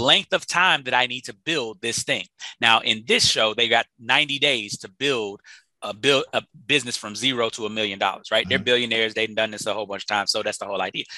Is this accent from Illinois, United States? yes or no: yes; Chicago, Illinois, United States; I'm from Chicago, so you know we got the it's the windy city.